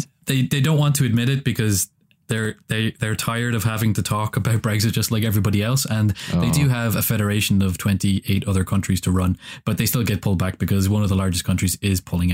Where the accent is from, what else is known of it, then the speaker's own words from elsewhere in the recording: Ireland; And as an Irishman, independence from larger countries is always something that I affiliate with.